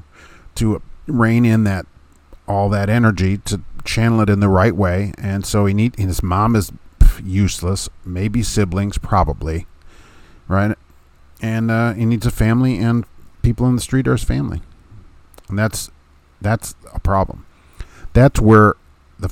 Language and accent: English; Hammond, Indiana, United States; I grew up in Hammond outside Chicago